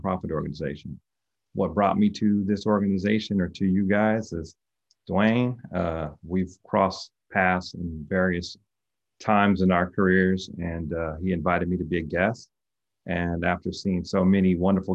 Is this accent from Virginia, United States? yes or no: no; El Cerrito, California, United States; So I grew up in the East Side